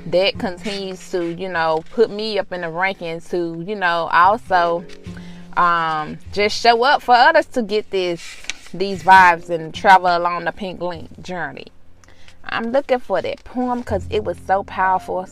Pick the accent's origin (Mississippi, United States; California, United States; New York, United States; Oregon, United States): Mississippi, United States; being from Mississippi, we didn't have a lot of, you know, transits or something of that nature